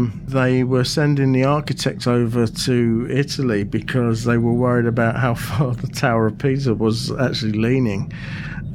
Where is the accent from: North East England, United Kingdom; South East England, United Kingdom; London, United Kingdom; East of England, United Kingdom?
South East England, United Kingdom; Aylesbury; my hometown of Aylesbury